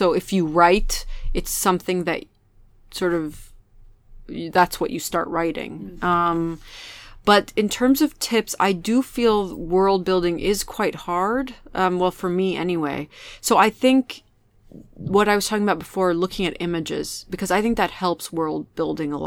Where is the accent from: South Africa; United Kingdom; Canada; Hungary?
United Kingdom; England; also born or lived in Beirut, Lebanon; England is where I grew up, and it's the place that sort of took my family in when we were immigrants